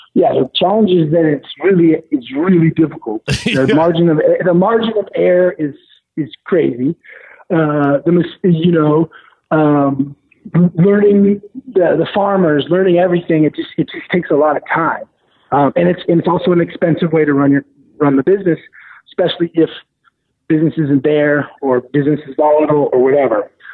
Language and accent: English; Portland, Oregon, United States; moved away as an adult; also born or lived in San Francisco; I'm from Portland, Oregon